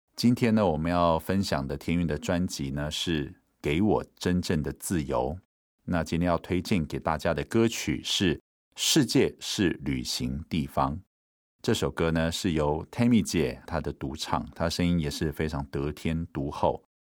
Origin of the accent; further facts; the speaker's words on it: Taiwan; 我们在原住民的部落长大